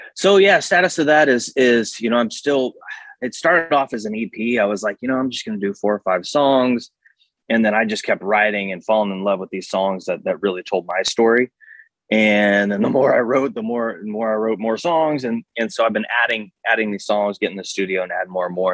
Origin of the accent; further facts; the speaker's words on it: Independence, Kansas, United States; moved away; also born or lived in Colorado; I'm originally from Independence, Kansas, um, small town Kansas